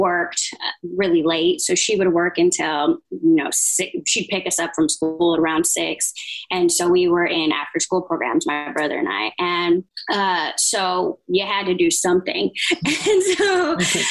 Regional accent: San Diego, California, United States; I spent the rest of my growing up in San Diego

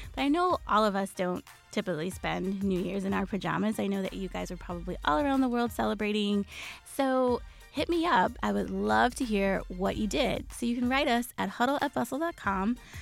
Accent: New York City, New York, United States; I grew up in Queens

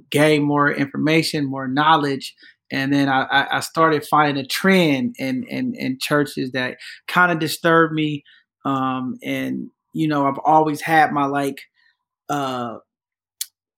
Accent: San Francisco, California, United States; I grew up in San Francisco

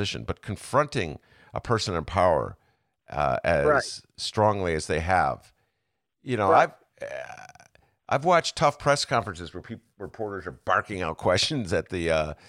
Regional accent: Evanston, Illinois, United States; I was a lad growing up in Evanston

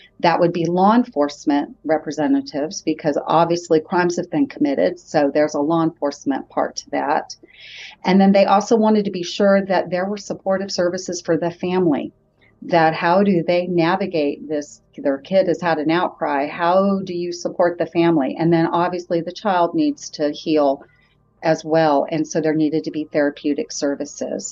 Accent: Riverside, California, United States; moved away as an adult; now in Huntsville, United States; I am actually from Southern California, and I grew up in Riverside

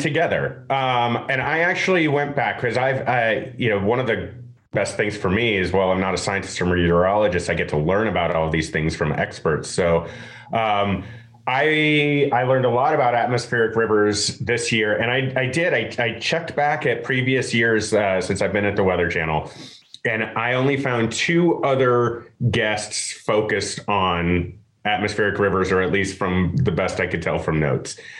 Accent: Atlanta, Georgia, United States; also born or lived in Denver / Los Angeles / Houston; I grew up here in Atlanta

